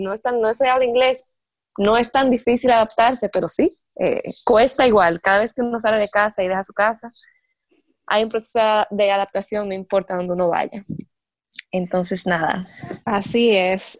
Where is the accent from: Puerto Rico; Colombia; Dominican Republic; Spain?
Dominican Republic; moved away as an adult; also born or lived in Santo Domingo; now in La Guácima, Costa Rica; yo soy dominicana